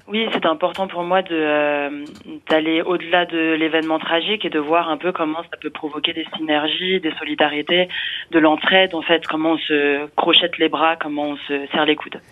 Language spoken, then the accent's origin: French; Neuilly-sur-Marne, Île-de-France, France; j'ai grandi à Neuilly-sur-Marne effectivement donc en Seine-Saint-Denis